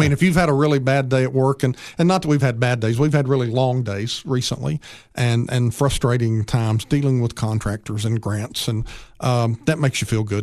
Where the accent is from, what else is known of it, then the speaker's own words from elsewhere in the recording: Upper Cumberland, Tennessee, United States; We grew up here in the Upper Cumberland